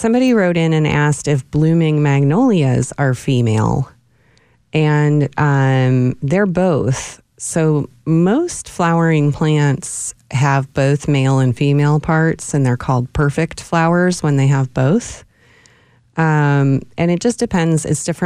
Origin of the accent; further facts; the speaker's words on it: Ohio, United States; now in Austin, United States; Where I grew up in Ohio